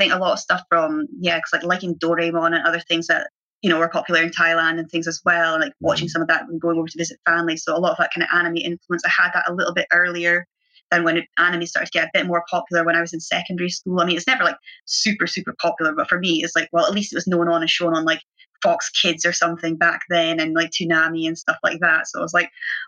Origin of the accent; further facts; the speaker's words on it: Aberdeen, Scotland, United Kingdom; growing up in Aberdeen and it being so grey a lot of the time